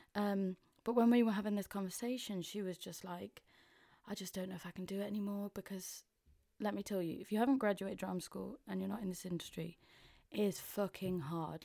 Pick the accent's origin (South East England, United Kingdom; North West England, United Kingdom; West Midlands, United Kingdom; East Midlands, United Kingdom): East Midlands, United Kingdom; Mansfield; accent: Mansfield; moved away as an adult; now in London, United Kingdom; I'm sounding a bit more Mansfield 'cause I've been back up north